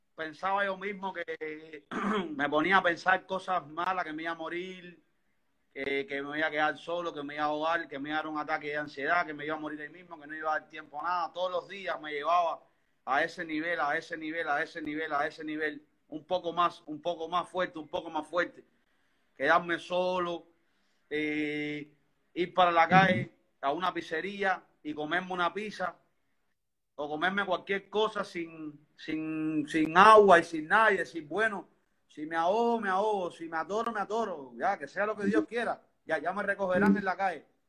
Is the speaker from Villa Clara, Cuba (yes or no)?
no; Havana, Cuba; Soy aquí de Cuba, soy de Cuba, vivo en El Vedado, Habana, en La Habana